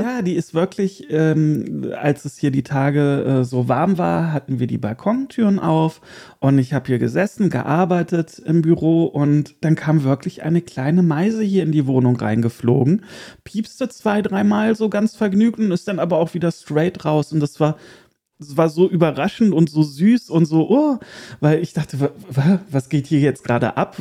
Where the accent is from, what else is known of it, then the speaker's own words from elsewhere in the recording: Erkelenz, North Rhine-Westphalia, Germany; moved away; wieder in mein geliebtes Erkelenz, in die Heimat